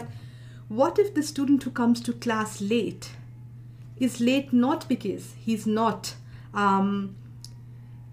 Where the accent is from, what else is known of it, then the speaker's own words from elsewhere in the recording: India; moved away; I'm originally from India, a post-colonial subject